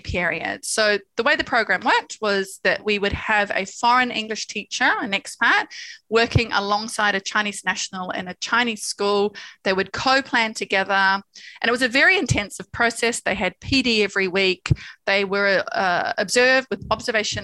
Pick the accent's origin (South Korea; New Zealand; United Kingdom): New Zealand; moved away; I'm from New Zealand.